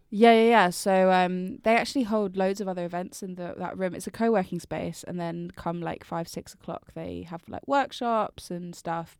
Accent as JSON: {"language": "English", "town": "Brighton", "region": "South East England", "country": "United Kingdom", "also_born_or_lived": "London", "moved": "as an adult", "said": "I'm from Brighton, but I lived in London for, like, years"}